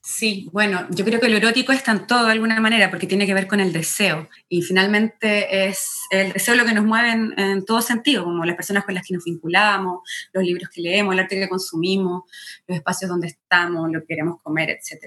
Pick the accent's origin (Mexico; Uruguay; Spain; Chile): Chile; moved away as an adult; also born or lived in Argentina; now in New York, United States; nunca había vivido fuera de Chile.